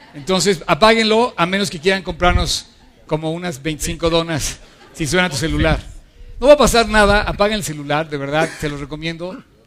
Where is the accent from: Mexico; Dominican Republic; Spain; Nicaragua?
Mexico